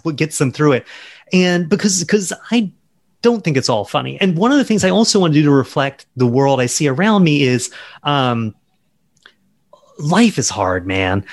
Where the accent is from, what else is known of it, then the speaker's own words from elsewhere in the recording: Charleston, South Carolina, United States; I grew up in South Carolina